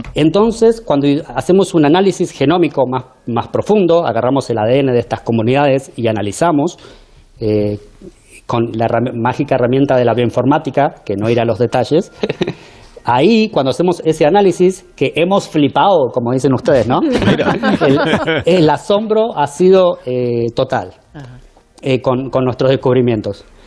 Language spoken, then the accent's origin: Spanish; Argentina; accent: Argentine; now in United States; buen argentino